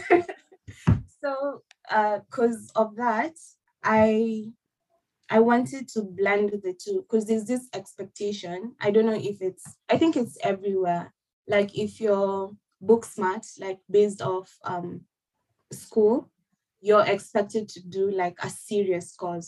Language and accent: English; Nairobi, Kenya; moved away as an adult; now in Perth, Australia; So I'm from Kenya, and from Nairobi, Kenya, representing all the way. I have lived in Kenya all my life.